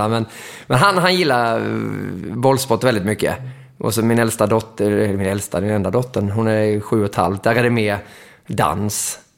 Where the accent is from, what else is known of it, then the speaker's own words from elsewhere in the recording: Mora, Dalarna County, Sweden; men vi hade ju otrolig fördel för att där vi växte upp i Mora, vi hade en stor vändplan utanför där vi, där vi spelade landhockey